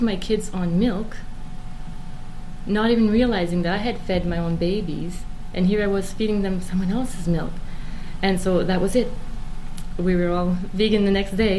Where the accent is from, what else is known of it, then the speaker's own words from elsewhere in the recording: Moncton, New Brunswick, Canada; also born or lived in Campbellton; I was born in Campbellton, and we moved to Moncton when I was about six years old